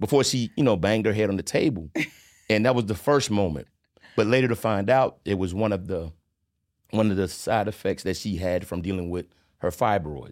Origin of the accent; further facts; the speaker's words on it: Charlotte, North Carolina, United States; I'm originally from Charleston, South Carolina, by the way of Charlotte, North Carolina. Um, was born sep, nineteen seventy-four. Uh, my parents migrated to Charlotte in eighty-two.